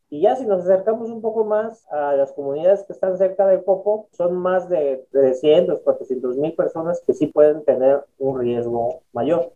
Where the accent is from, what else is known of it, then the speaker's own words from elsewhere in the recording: Mexico City, Mexico; Yo soy originario de la Ciudad de México